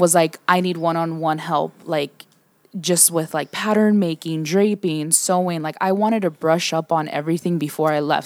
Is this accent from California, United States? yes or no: yes; San Diego, California, United States; born and raised in Southeast San Diego